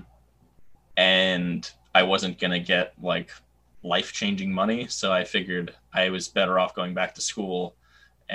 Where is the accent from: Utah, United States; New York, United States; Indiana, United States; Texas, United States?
New York, United States; New York City; I'm from New York City